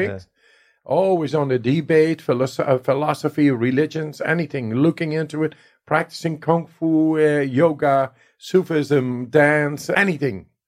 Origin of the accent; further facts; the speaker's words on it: Netherlands; I come from the Netherlands